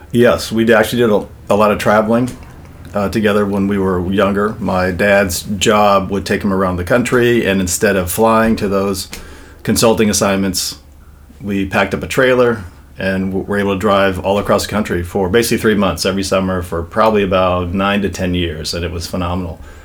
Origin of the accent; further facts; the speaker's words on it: Los Angeles, California, United States; Venice, California